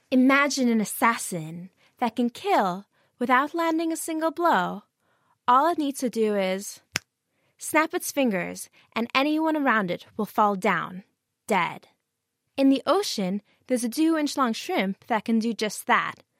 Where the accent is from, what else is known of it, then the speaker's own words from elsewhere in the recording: United States; now in Cambridge, United Kingdom; I'm from the United States